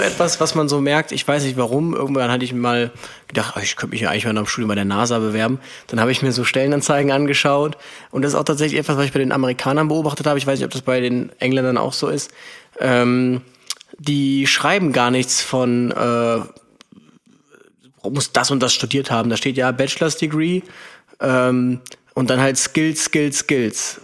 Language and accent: German; Aachen, North Rhine-Westphalia, Germany; now in Cologne, Germany; ich bin ja aus Aachen, ist fünfzig Kilometer entfernt